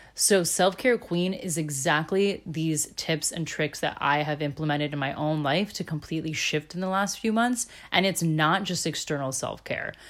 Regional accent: Florida, United States; moved away as an adult; also born or lived in Chicago / Germany; I'm originally from Florida, born and raised here.

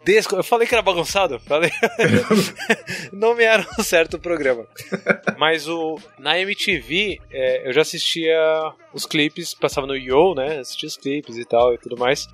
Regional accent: São Paulo, Brazil; eu morava, crescendo no Tucuruvi.

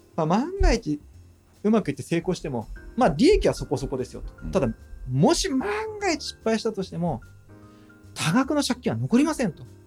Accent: Asahikawa, Hokkaido, Japan; ある商業施設を作ってるんですけども地元北海道の旭川市で

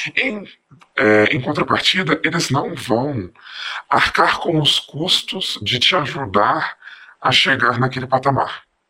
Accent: Belo Horizonte, Minas Gerais, Brazil; eu sou daqui de Belo Horizonte

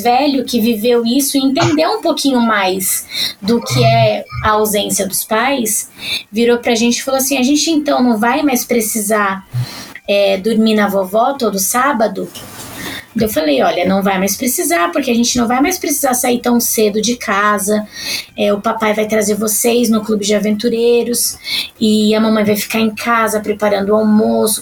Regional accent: São Paulo, Brazil; eu sou paulista paulistana

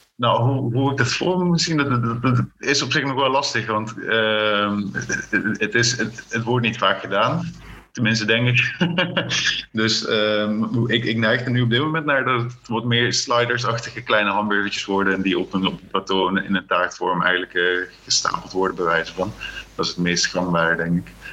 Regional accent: Limburg, Netherlands; born or raised there; also born or lived in South Africa / Friesland

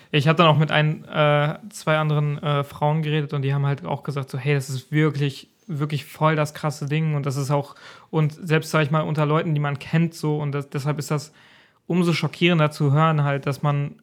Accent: Germany; bei uns in Deutschland

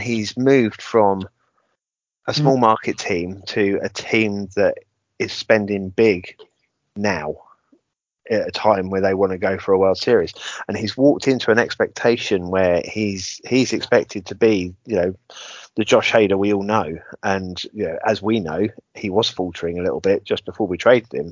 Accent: England, United Kingdom; Being typically English

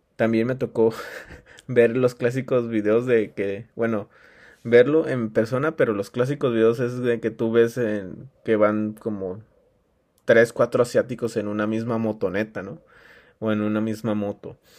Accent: Mexico; en mi país

